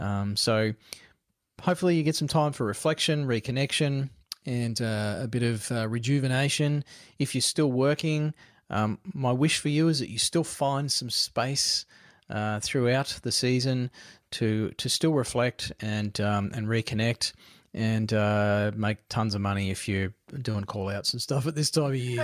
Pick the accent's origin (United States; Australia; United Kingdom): Australia; Queensland; growing up in Queensland, was um, where we lived